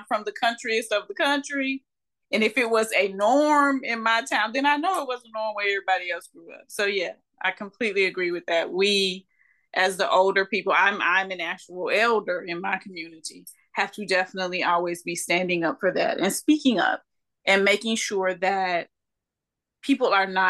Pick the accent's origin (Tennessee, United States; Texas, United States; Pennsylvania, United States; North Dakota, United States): Tennessee, United States; Columbia; I grew up in Columbia, Tennessee. We had like one street light, one McDonald's